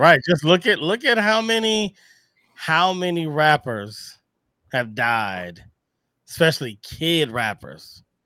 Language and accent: English; Missouri, United States; we're both from Missouri